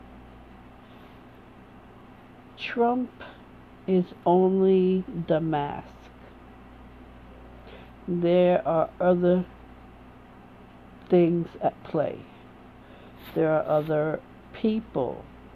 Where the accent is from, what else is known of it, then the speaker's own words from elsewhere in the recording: United States; I am an American woman